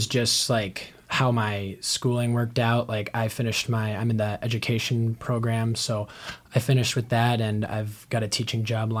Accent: Moorhead, Minnesota, United States; moved away as an adult; now in Sioux Falls, United States; being from Moorhead, Minnesota, which is right next to Fargo

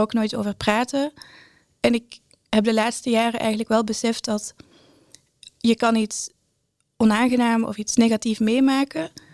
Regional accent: Brussels, Brussels-Capital Region, Belgium; moved away as an adult; now in Breda, Netherlands; ik ben inderdaad opgegroeid in Brussel en eh, inmiddels woon ik al zes jaar in Nederland.

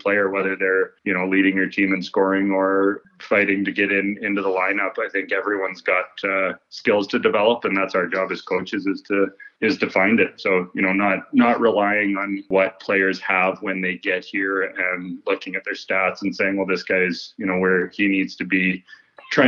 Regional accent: Canmore, Alberta, Canada; now in Invermere, Canada; I grew up in Canmore.

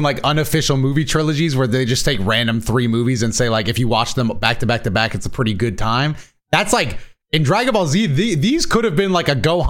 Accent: Florida, United States; I'm from Florida.

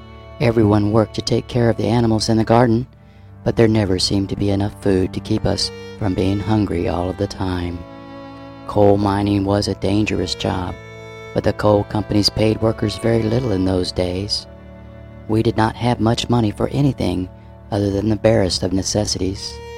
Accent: West Virginia, United States; I grew up in West Virginia during World War II. Life was really hard for coal mining families, and we had a large family of 9 children.

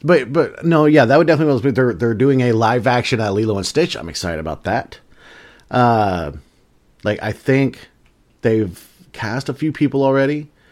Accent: the South, United States; We're from the South

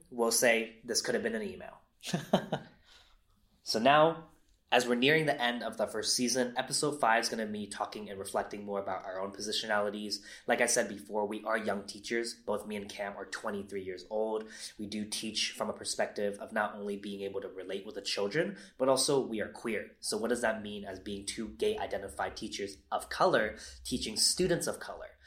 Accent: San Leandro, California, United States; moved away as an adult; also born or lived in San Diego / Los Angeles; I grew up in Northern California in a city called San Leandro

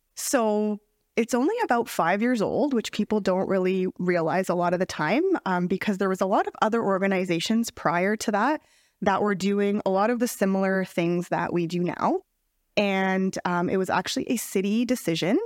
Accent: Lethbridge, Alberta, Canada; I am born and raised in Lethbridge

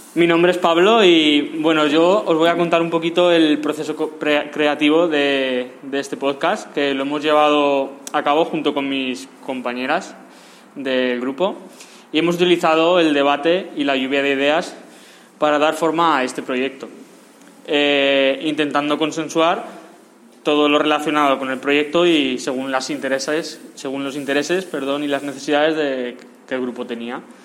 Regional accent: Pamplona, Navarre, Spain; now in Valencia, Spain; vengo de Iruña, o sea, soy vasca, pero bueno, estoy en Valencia

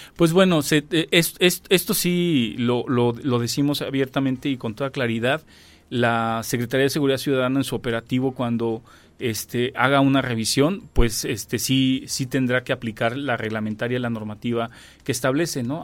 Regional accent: Querétaro, Mexico; la esencia que somos los queretanos, ¿no? De, del arraigo que tenemos de nuestro, pues ahora sí que de nuestro origen y de aquí, de nuestro estado

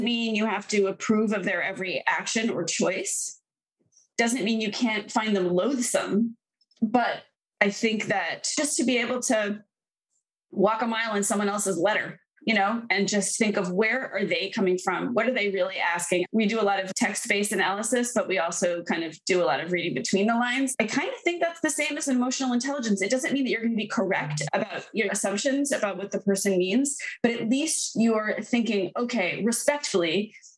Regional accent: Boston, Massachusetts, United States; now in Brooklyn, United States; I live in Brooklyn, but I'm from Boston

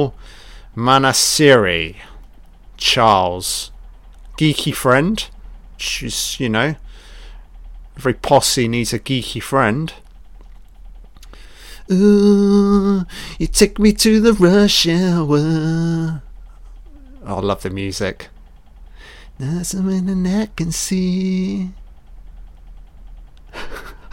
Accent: United Kingdom; I've grown up in the UK

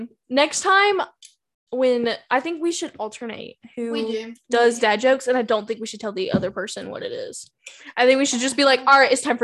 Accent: the South, United States; accent: Southern; We're not, like, from California sitting here. Howdy, y'all. No, we live in the Southern.

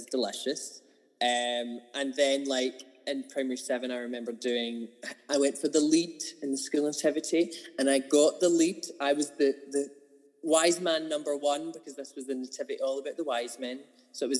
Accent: Kilmarnock, Scotland, United Kingdom; also born or lived in Glasgow; I'm originally from Kilmarnock. I was born there. Grew up... basically, I moved house when I was like 9 or 10. So at 9-ish, I moved out into the countryside

